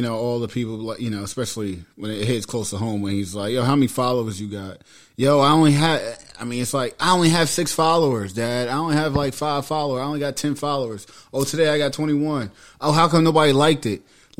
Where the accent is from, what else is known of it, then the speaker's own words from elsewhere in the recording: New York City, New York, United States; we grew up in Queens